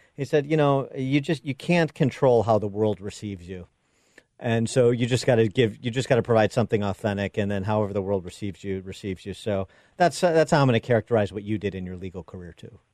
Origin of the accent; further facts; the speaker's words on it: Wheaton, Illinois, United States; Billy Graham Center in Wheaton, Illinois, my hometown.